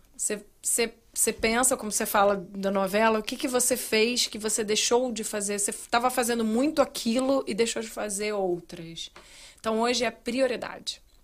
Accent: Rio de Janeiro, Brazil; moved away as an adult; also born or lived in Plantation, Florida; now in United States; Eu sou carioca, eu preciso ver praia

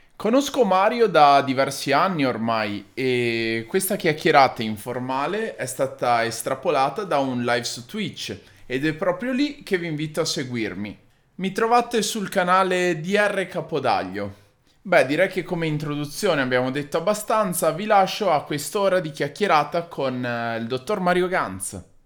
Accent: Padua, Veneto, Italy; moved away; also born or lived in Rome / Milan; essendo nato e cresciuto a Padova

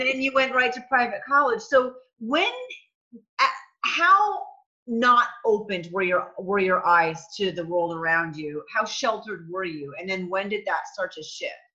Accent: New England, United States; I'm from New England also

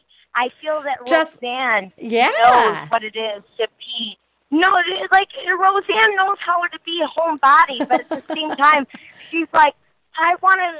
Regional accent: Chicago, Illinois, United States; I'm from Chicago, born and raised

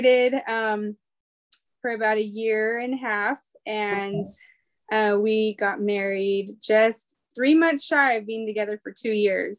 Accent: Fresno, California, United States; moved away as an adult; now in Southern California, United States; I am from Fresno, California. Originally, I was born and raised Cali girl all my life. So I'm in SoCal now, about 6 hours away from where I grew up.

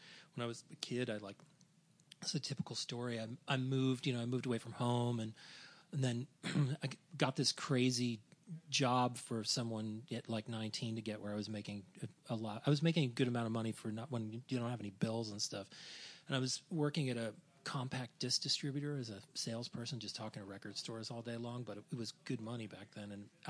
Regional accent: New Jersey, United States; I came from New Jersey. I went to high school in New Jersey.

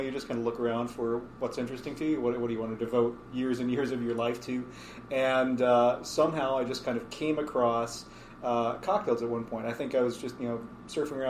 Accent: Oklahoma, United States; moved away; also born or lived in Seattle; I grew up in Oklahoma, in a rural community.

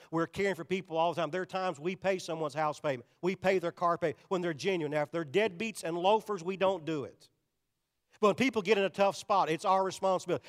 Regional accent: United States; I'm an American because God blessed me to be born in America

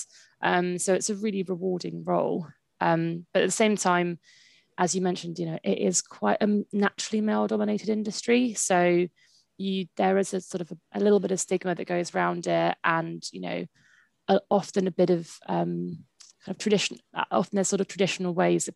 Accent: Brighton, South East England, United Kingdom; I kind of was born and raised in Brighton

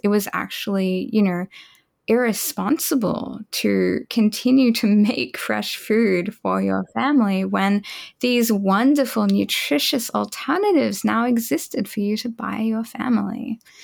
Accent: Australia; I grew up in Australia

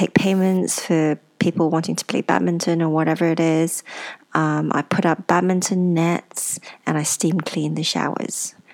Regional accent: Ipoh, Perak, Malaysia; born there; And I was born in Ipoh, a small town in Malaysia.

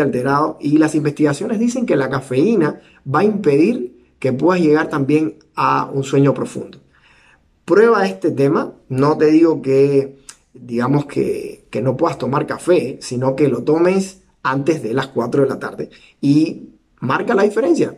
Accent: Cuba; soy cubano

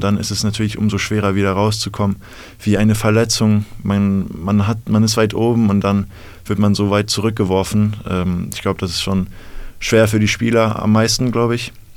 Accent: Bad Homburg, Hesse, Germany; ich komme aus der Nähe von Frankfurt, aus Bad Homburg

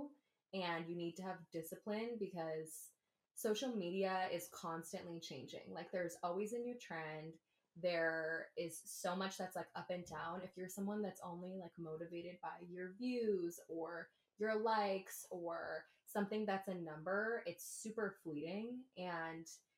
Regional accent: Southern California, United States; I'm from SoCal

